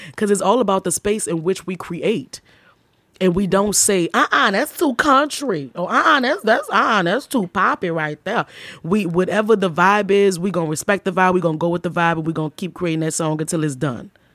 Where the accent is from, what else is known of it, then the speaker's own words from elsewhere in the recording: New Orleans, Louisiana, United States; I'm from New Orleans